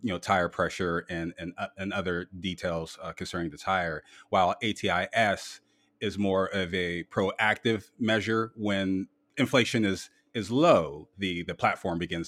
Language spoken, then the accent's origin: English; Canton, Ohio, United States; my hometown of Canton, Ohio